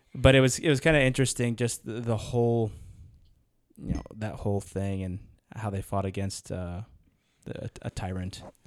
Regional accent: United States; as an American, it's in my blood

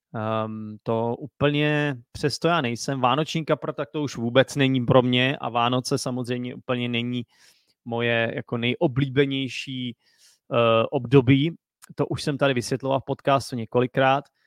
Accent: Czechia; jsem Čech

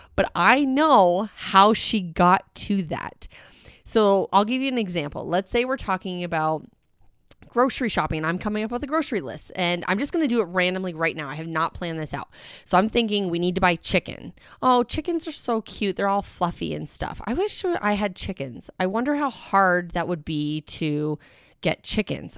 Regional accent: Canada; I'm Canadian. It's, like, in my blood, I'm a Canadian citizen

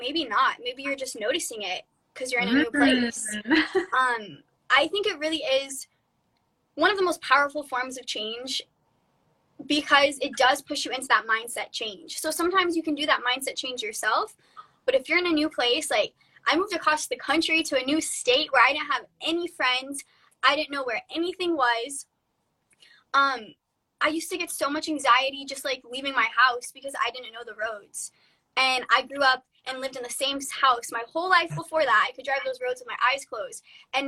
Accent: Florida, United States; moved away as an adult; now in California, United States; I'm from Florida

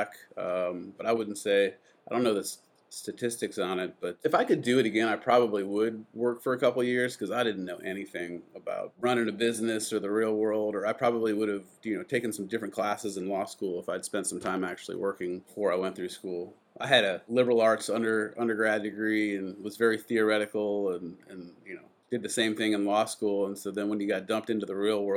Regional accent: Adrian, Michigan, United States; moved away as an adult; also born or lived in Ann Arbor, Michigan; now in Atlanta, United States; I was born in Ann Arbor, Michigan, and grew up in a town called Adrian, about 20, 30 minutes from there, between Ann Arbor and the Ohio border

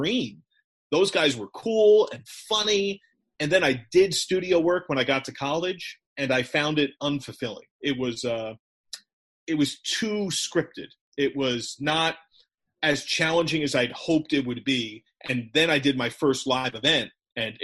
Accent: Brick, New Jersey, United States; also born or lived in Manhattan, New York / Edgewater, New Jersey; I spent the first half of my childhood in Bergen County in Edgewater, New Jersey, before we moved down the shore

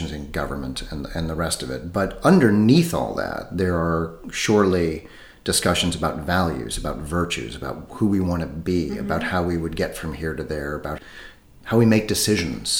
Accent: United States; moved away as an adult; now in Europe; I'm American, but I've been living in Europe for about, I think it's 23 years now.

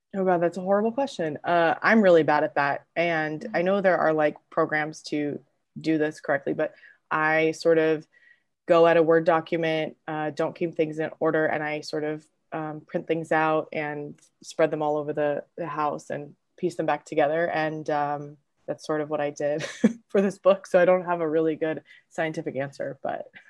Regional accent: Southern California, United States; also born or lived in Los Angeles / San Diego / Newport Beach; I'm from Southern California, born and raised. I grew up between LA and basically San Diego

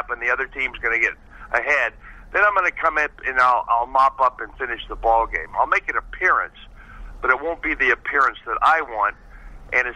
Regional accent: San Rafael, California, United States; San Rafael, my hometown

